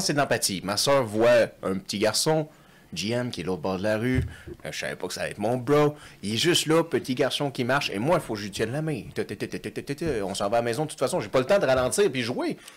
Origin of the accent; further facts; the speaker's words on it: Quebec, Canada; on est deux Québécois, Français